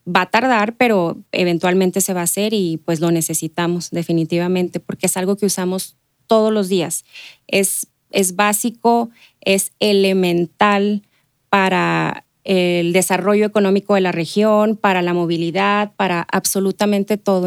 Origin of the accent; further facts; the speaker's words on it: Ciudad Juárez, Chihuahua, Mexico; yo nací en Ciudad Juárez, eh, crecí ahí, eh, me crié básicamente